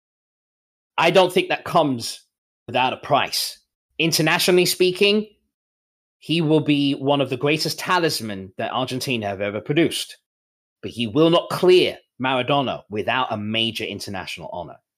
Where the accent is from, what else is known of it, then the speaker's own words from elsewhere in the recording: England, United Kingdom; I am from England, you know, by way of the United Kingdom